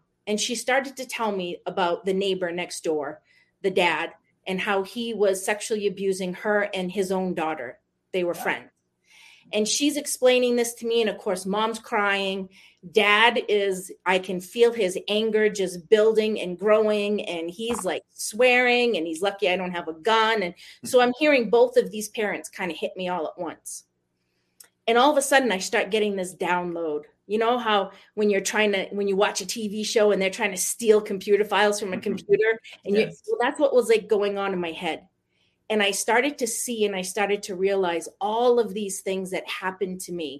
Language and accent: English; Maine, United States; accent: New England; moved away as an adult; now in South Jordan, United States; I am in South Jordan, Utah right now. I grew up in Maine, moved here about, 20 years ago now.